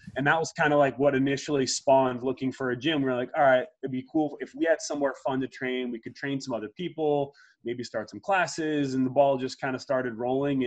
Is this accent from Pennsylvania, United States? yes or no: yes; Media, Pennsylvania, United States; also born or lived in Lake Placid, New York; I grew up in Media, Pennsylvania